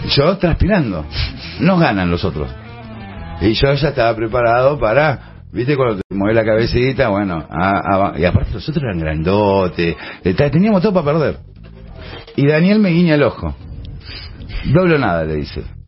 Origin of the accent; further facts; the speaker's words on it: Buenos Aires, Argentina; cuando yo era pibe, en los fichines, vos tenías los lugares... ¿Dónde? En Buenos Aires